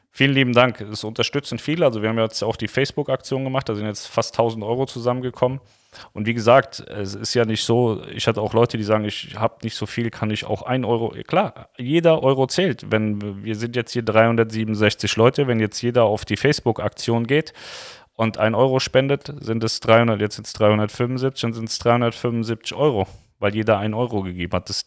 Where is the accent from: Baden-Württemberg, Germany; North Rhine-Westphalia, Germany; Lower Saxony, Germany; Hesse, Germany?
Hesse, Germany; Wir kommen ja eigentlich auch aus Hessen.